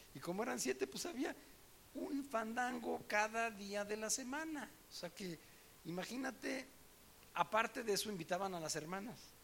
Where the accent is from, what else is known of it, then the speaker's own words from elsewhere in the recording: Mexico City, Mexico; me acuerdo en la escuela, en el DF donde yo estudié, eh, estaba yo en la secundaria